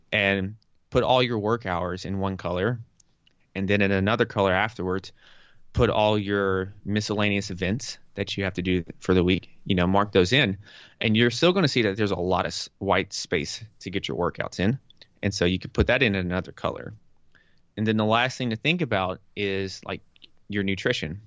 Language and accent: English; the South, United States; moved away as an adult; also born or lived in New York; I'm from the South.